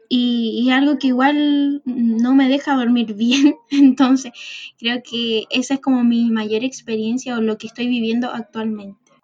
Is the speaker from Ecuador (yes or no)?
no; Arica, Arica y Parinacota, Chile; moved away as an adult; now in Santiago, Chile; soy de Arica y me vine a estudiar eh, a Santiago